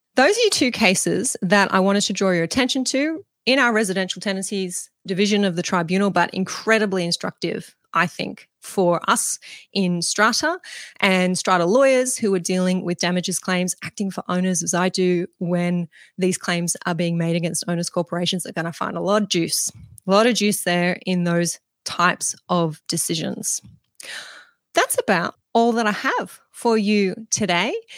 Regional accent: Mudgee, New South Wales, Australia; right here where I am in my hometown of Mudgee

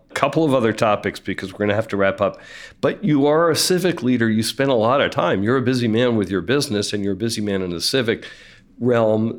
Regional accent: Philadelphia, Pennsylvania, United States; also born or lived in San Francisco Bay Area; now in San Francisco, United States; I'm from Philadelphia, but I live in San Francisco or the Bay Area

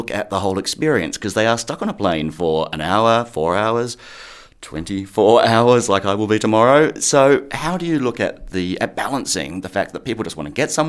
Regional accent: Australia; As an Australian, I've used the airline a lot

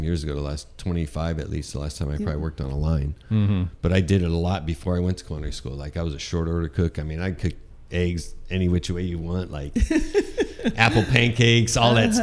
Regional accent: Midwest, United States; now in Sonoma, United States; growing up in the Midwest

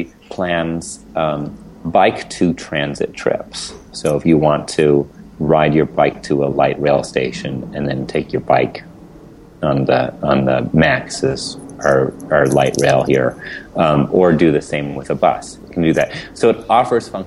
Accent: Portland, Oregon, United States; here in my hometown

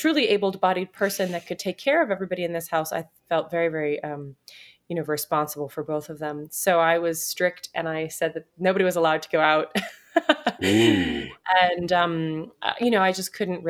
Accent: New York, United States; we grew up in New York

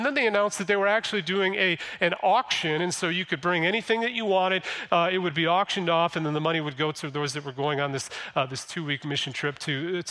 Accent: Flint, Michigan, United States; I was born in Flint, been in Michigan my whole entire life

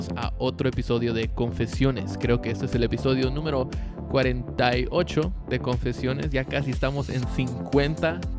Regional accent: Guatemala; yo crecí en Guate

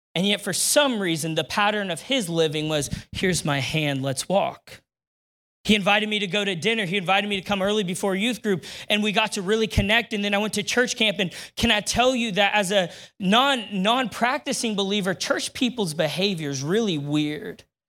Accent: Neoga, Illinois, United States; now in Decatur, United States; I grew up in Neoga, Illinois

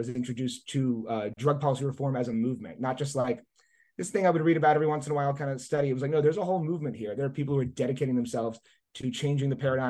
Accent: New Orleans, Louisiana, United States; I grew up in and around New Orleans, Louisiana.

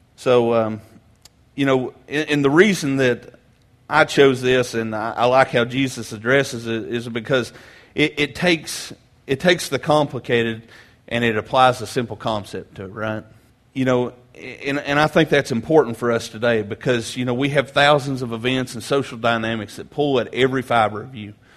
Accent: Grainger County, Tennessee, United States; I grew up in Granger County, just across Cherokee Lake here, uh, in a small country church

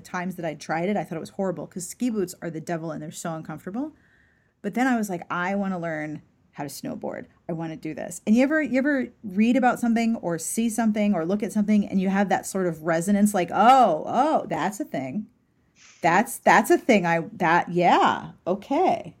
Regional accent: Pittsburgh, Pennsylvania, United States; I grew up in Pittsburgh

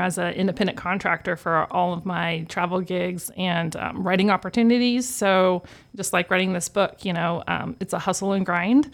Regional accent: Wichita, Kansas, United States; I'm from Wichita, native. Um, grew up on the southeast side of town

